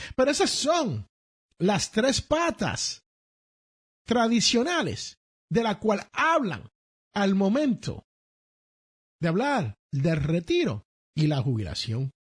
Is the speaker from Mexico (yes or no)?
no; Puerto Rico; en el barrio donde yo nací, se conoce como cash flow. Allá en la gran isla del encanto Puerto Rico